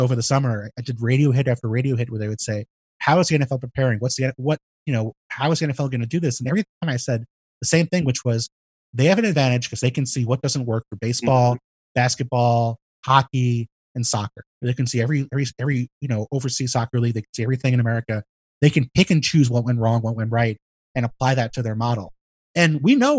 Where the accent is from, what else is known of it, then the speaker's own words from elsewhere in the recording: New York City, New York, United States; I live in a big city, you know, I have family, I'm from New York City.